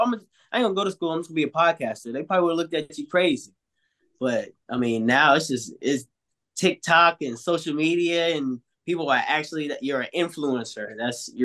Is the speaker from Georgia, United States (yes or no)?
yes; Atlanta, Georgia, United States; I was born and raised in Atlanta, Georgia